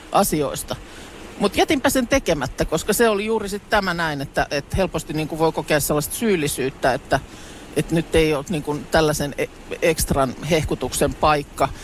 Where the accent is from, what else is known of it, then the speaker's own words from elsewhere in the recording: Lahti, Päijät-Häme, Finland; olen itse Lahesta kotoisin ja sillä lailla sellaisesta aika niinku jotenkin murteettomalta alueelta